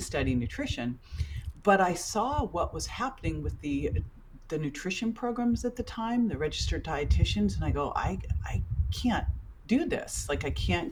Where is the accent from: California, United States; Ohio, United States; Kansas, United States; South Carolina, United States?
California, United States; Berkeley; I grew up in Berkeley, so it's kind of hippie farm to table